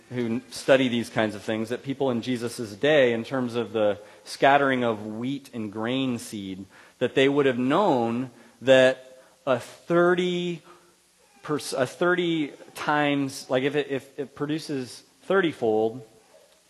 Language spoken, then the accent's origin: English; Central Valley, California, United States; Where I grew up in the Central Valley, there's a lot of farmers